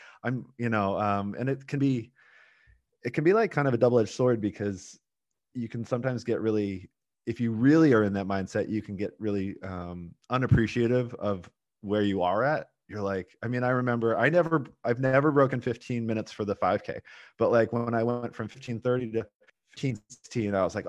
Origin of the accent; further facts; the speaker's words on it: Portland, United States; Yeah. So I am from Portland. I live in Portland now, but my parents are both from the East Coast.